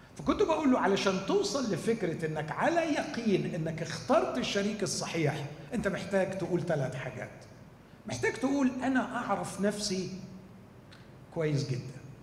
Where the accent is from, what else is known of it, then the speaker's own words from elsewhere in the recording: Egypt; إحنا عندنا في مصر